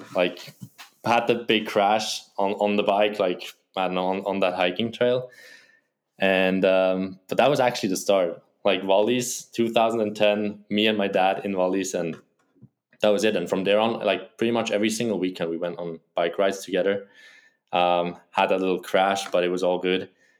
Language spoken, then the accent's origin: English; Wilderswil, Bern, Switzerland; I grew up in Wilderswil, a small village next to Interlaken. Maybe some people know that. It's a very touristy place.